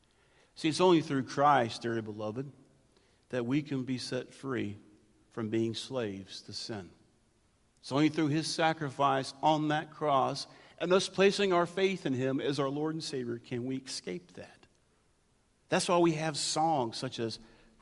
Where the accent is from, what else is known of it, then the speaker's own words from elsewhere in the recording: United States; Just because I'm white, middle class, American, and pastor